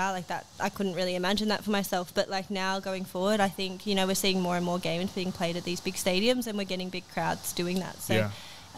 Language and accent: English; Australia; also born or lived in Denmark; now in England; being an Australian